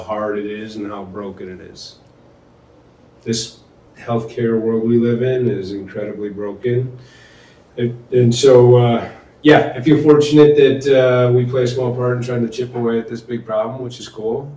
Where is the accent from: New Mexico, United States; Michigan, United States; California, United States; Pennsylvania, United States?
Michigan, United States; Portage; also born or lived in Denver, Colorado; I spent most of my childhood um, in a small town in Portage, Michigan, right by Kalamazoo